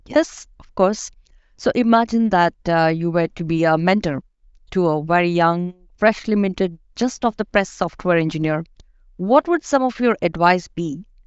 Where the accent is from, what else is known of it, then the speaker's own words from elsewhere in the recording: India; moved away as an adult; now in Denmark; I'm from India